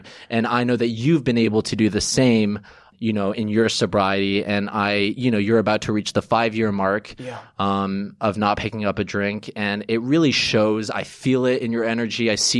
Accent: New York City, New York, United States; born there; I was born in New York, but neither of my parents are American.

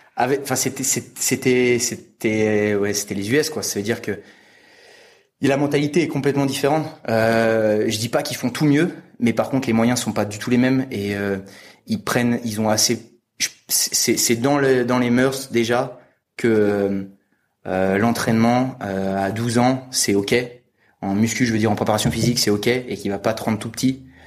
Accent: France; je suis français, 25 ans

